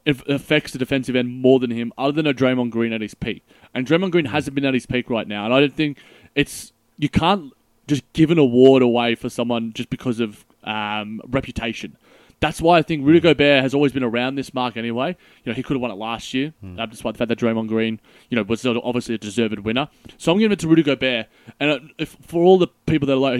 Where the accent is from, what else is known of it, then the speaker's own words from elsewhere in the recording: Australia; us Aussies